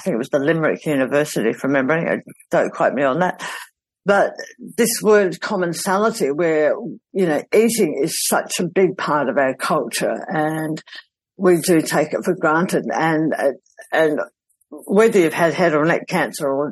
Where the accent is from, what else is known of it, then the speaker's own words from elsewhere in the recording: South Australia, Australia; my hometown in South Australia.